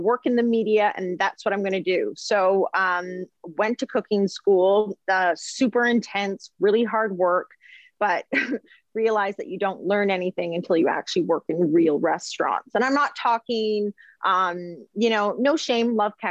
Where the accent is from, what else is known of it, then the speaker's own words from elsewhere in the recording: Vancouver, British Columbia, Canada; moved away as an adult; I was born in Vancouver, British Columbia. And yes, I am a twin and I just stayed in basically Vancouver my whole life through to university